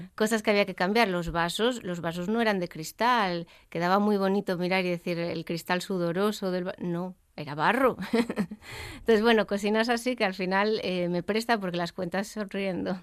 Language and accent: Spanish; Gijón, Asturias, Spain; yo soy de Gijón